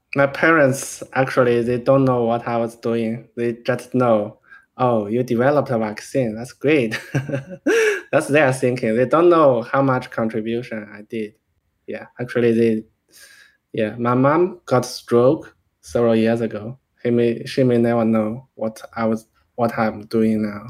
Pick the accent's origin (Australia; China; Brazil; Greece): China; now in United States; I'm from China